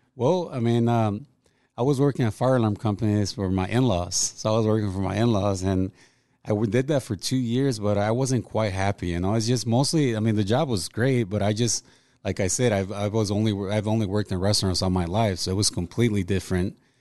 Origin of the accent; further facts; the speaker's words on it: Mexico; moved away; also born or lived in Los Angeles, California; ever since I was growing up in Mexico